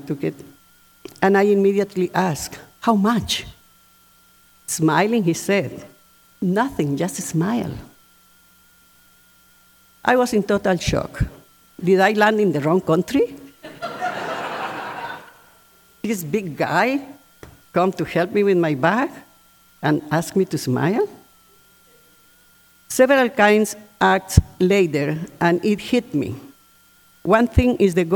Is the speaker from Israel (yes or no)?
no; Colombia; moved away as an adult; now in United States; I was born in Colombia, as many of you know, and wanting to give me the best education, my mother sent me to boarding schools with Catholic nuns